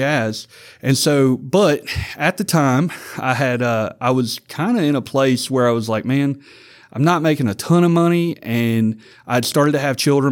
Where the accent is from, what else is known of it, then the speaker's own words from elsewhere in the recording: Vidalia, Louisiana, United States; I came to tech from Vidalia, Louisiana